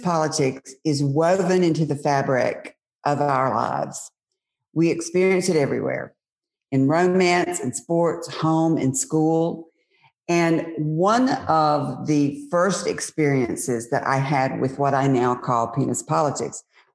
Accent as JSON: {"language": "English", "region": "Mississippi", "country": "United States", "tie": "born or raised there", "said": "my friends growing up in Mississippi, they're now my age"}